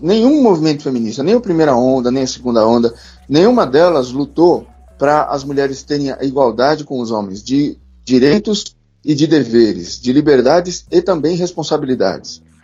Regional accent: São Paulo, Brazil; eu sou paulista

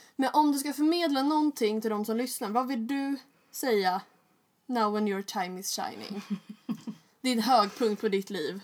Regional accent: Stockholm, Stockholm County, Sweden; jag föddes ju på Östermalm

